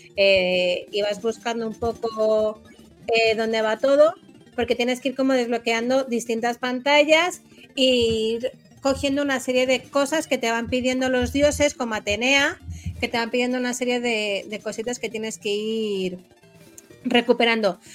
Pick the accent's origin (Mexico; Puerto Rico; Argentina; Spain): Spain; como buena española